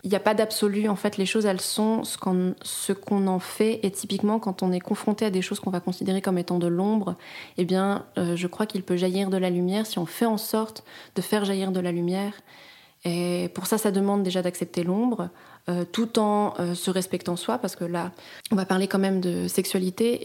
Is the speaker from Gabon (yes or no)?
no; France; now in Switzerland; en tant que Française